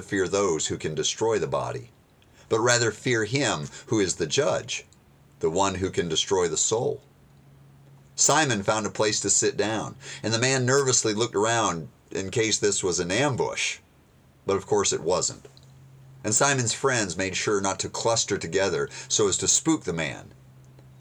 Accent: United States; being an American

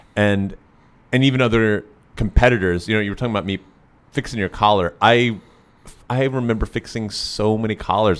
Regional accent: Tennessee, United States; I grew up in Tennessee.

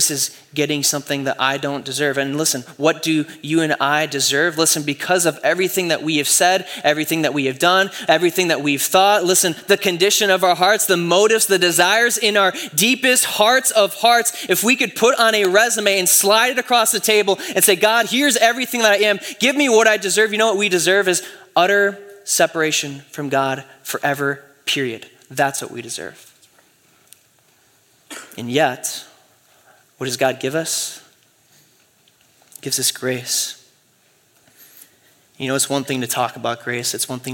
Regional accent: Michigan, United States; Man, I grew up in West Michigan. And so everyone in West Michigan is a Christian, right?

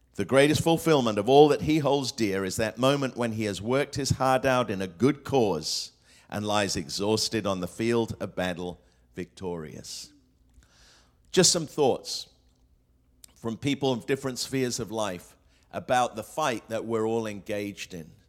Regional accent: England, United Kingdom; also born or lived in Australia / Hong Kong; now in United States; I grew up in England

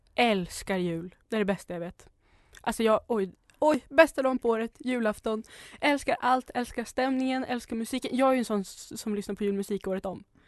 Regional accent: Norrland, Sweden; jag är från Norrland så vi har ju snö på jul

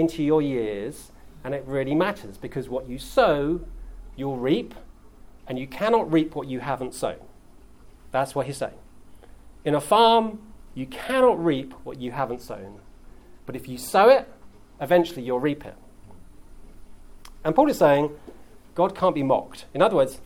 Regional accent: England, United Kingdom; I'm English

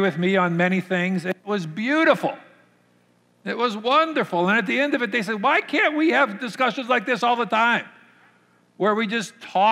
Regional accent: Minnesota, United States; I grew up here in Minnesota, in the Minnesota culture

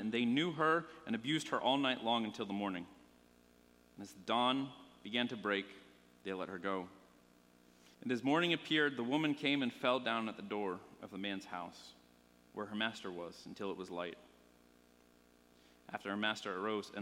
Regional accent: Pennsylvania, United States; moved away; I'm from Pennsylvania originally. I grew up there.

